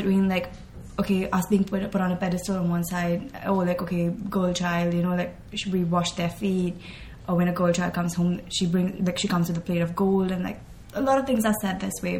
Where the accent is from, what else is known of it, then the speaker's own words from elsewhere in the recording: India; since I'm from India